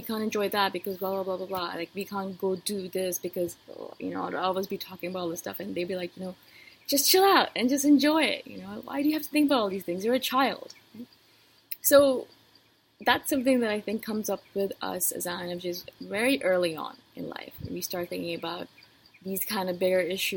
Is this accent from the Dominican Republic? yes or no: no; India; moved away; as an Indian-born female?